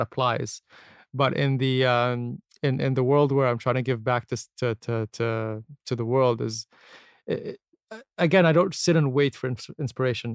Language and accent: English; Abu Dhabi, United Arab Emirates; also born or lived in Canada; I was born and raised here, born and raised in Abu